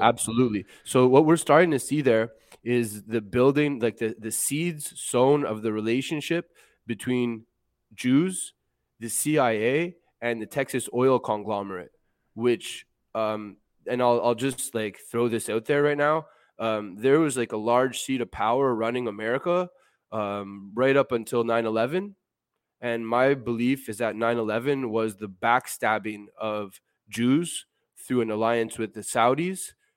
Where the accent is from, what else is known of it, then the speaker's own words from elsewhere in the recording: Montreal, Quebec, Canada; I grew up in Montreal